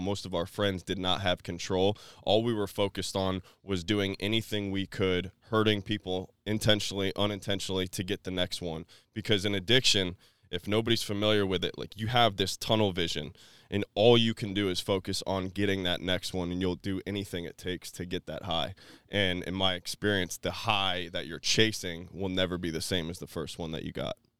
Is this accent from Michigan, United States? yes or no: no; New Port Richey, Florida, United States; I was raised in Newport Richey, Florida